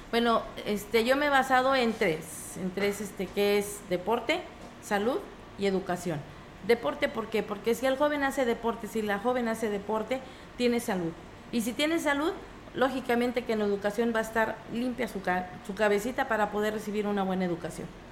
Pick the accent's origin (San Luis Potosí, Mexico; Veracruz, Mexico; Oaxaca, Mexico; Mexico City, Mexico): San Luis Potosí, Mexico; Ciudad Valles; de mi barrio donde yo crecí